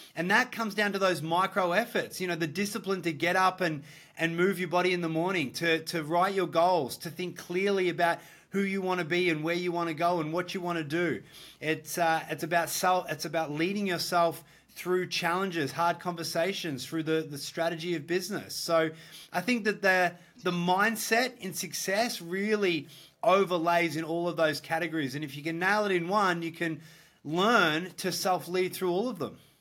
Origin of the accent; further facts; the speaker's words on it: Australia; also born or lived in Gold Coast, Queensland; I'm from Australia. Uh, Australian boy, I live in the Gold Coast